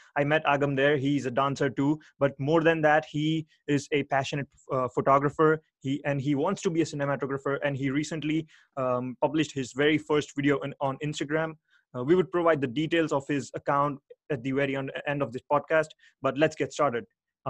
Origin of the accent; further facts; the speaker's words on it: Ahmedabad, Gujarat, India; moved away; back in my home country, in my home state, in the city where I live, Ahmedabad.